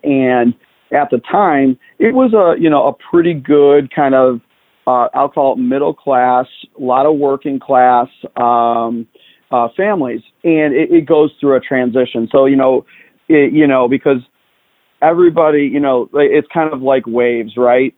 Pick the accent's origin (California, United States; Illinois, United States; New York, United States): Illinois, United States; Chicago; I grew up in the uh, south side of Chicago